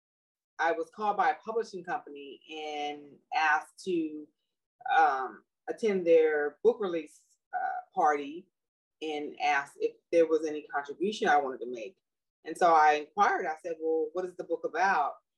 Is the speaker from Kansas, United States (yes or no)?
no; Los Angeles, California, United States; now in Sacramento, United States; I grew up in Los Angeles, South Central Los Angeles